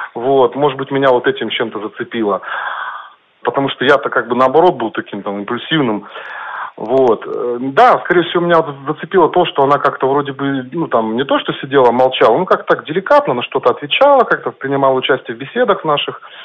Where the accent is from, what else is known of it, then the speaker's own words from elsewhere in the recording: Chelyabinsk, Chelyabinsk Oblast, Russia; я как бы родился и живу в Челябинске